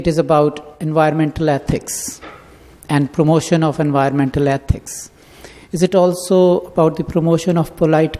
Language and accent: English; Pakistan; moved away; I'm from Pakistan